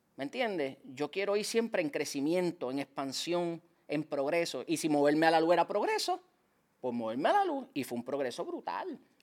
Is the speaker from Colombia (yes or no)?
no; San Juan, Puerto Rico; Yo me crié en Liceda Apartments, en Cupé y Bajo